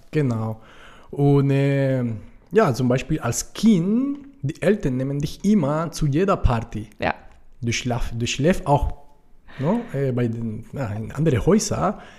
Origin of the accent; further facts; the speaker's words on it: Cartagena, Bolívar, Colombia; German is a second language; auf die karibische Küste, wo ich herkomme, in Cartagena, typisch ist Arepas mit Füllen, mit Käse.